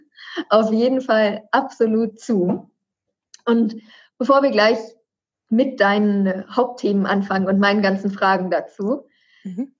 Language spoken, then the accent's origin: German; Berlin, Germany; gebürtige Berlinerin wie ich